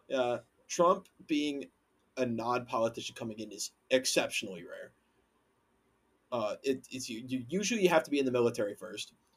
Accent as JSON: {"language": "English", "town": "Waconia", "region": "Minnesota", "country": "United States", "tie": "born or raised there", "said": "growing up in Waconia"}